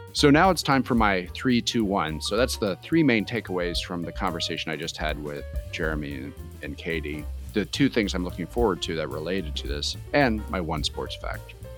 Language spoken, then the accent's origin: English; United States; those of us who grew up in the United States